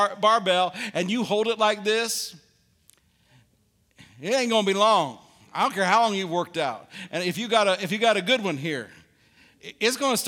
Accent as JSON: {"language": "English", "region": "Illinois", "country": "United States", "tie": "born or raised there", "said": "When I grew up in the Midwest in Illinois"}